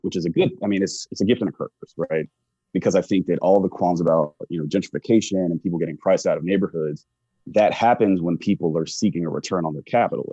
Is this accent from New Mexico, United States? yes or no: no; Charlotte, North Carolina, United States; moved away as an adult; also born or lived in Chapel Hill, North Carolina / Washington, D.C.; originally from Charlotte, North Carolina, so born and raised in the South.